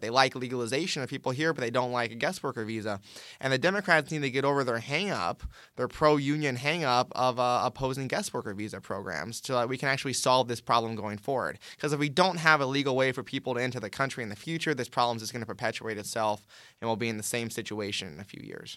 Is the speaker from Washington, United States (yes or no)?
no; California, United States; moved away; when I was living in California